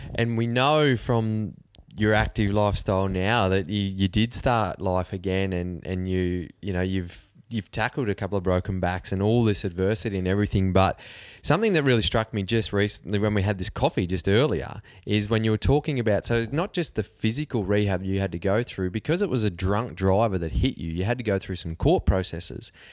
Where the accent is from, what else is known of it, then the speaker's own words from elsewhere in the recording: Cobar, New South Wales, Australia; I'm from Cobar.